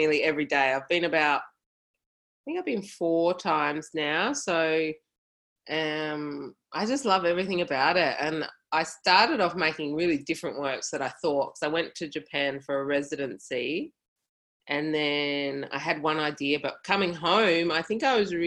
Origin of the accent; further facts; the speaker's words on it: Adelaide, South Australia, Australia; I grew up in Adelaide